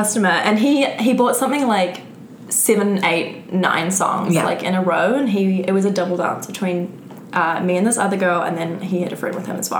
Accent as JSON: {"language": "English", "country": "New Zealand", "moved": "yes", "said": "New Zealand. And I only started dancing once I left New Zealand."}